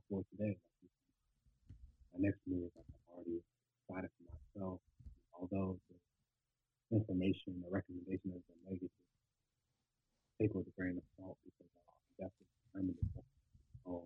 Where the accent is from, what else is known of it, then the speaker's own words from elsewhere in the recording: the South, United States; growing up in the South